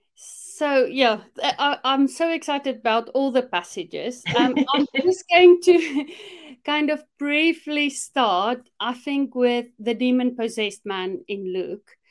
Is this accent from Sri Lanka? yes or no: no; South Africa; moved away as an adult; now in United Kingdom; growing up in South Africa, one thing for sure, growing up in the apartheid regime